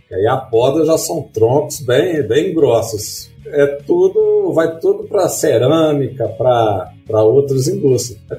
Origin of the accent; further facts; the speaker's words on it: Southeast, Brazil; eu, eu, eu falou no início, eu também vim do Sudeste.